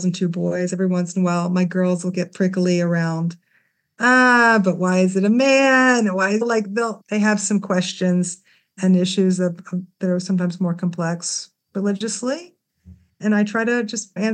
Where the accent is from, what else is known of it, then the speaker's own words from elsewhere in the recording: Memphis, Tennessee, United States; now in Jerusalem, Israel; I grew up in Memphis, Tennessee